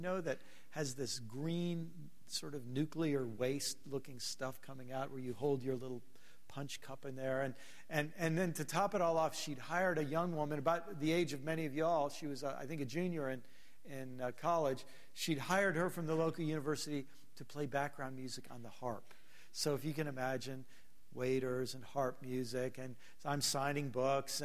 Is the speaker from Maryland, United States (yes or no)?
yes; Maryland, United States; I'm from Maryland